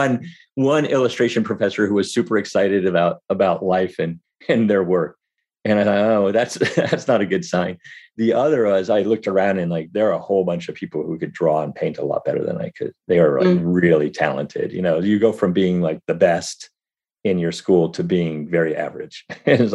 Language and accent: English; Berkeley, California, United States; I was born in Berkeley